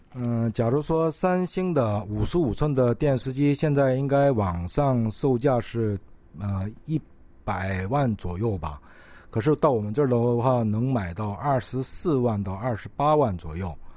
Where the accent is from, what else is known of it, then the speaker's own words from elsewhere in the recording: China; first language Korean; moved away as an adult; now in South Korea; 我是朝鲜族